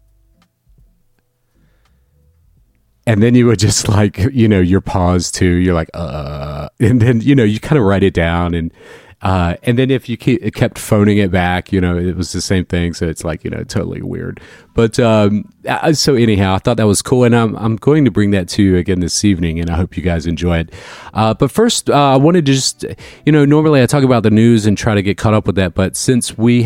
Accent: Northeast Florida, United States; growing up in Northeast Florida

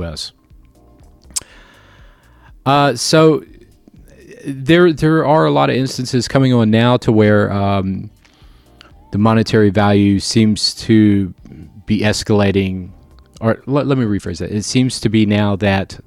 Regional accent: Florida, United States; I'm from Florida

